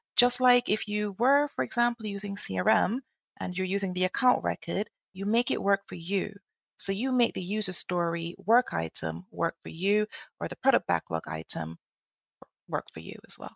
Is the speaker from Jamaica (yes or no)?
yes; Jamaica; moved away as an adult; now in United Kingdom; I'm from Jamaica, and I, when I finished university, I went back home